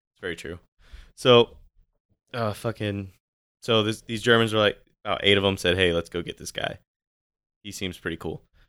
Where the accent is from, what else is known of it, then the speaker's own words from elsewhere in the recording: California, United States; now in Washington, United States; I'm from California.